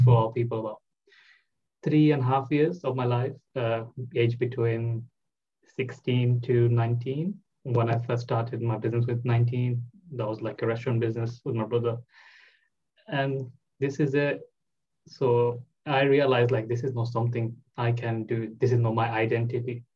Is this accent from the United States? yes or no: no; Bangladesh; English is a second language; moved away as an adult; now in United Kingdom; I'm originally from Bangladesh